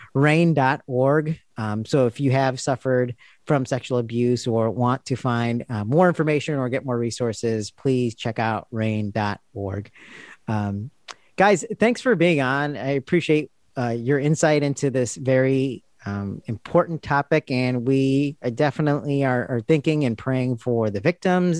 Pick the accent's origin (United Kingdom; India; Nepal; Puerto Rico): India; I'm speaking as an Indian Christian